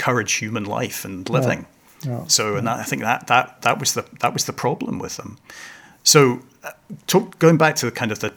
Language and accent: English; Hong Kong; now in Glasgow, United Kingdom; I was brought up in Hong Kong